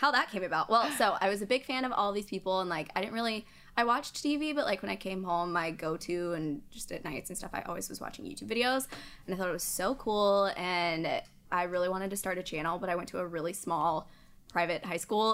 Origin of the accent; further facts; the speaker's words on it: High Point, North Carolina, United States; also born or lived in Asheboro, North Carolina; I'm from High Point, North Carolina, but we're originally from a smaller town, Ashboro